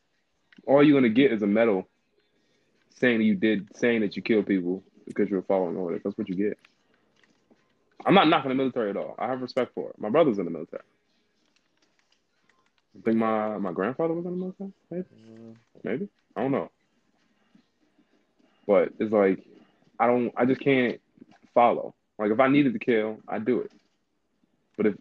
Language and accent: English; United States; being an American